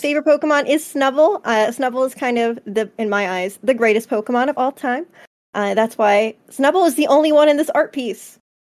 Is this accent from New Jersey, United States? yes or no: yes; New Jersey, United States; I'm from Jersey.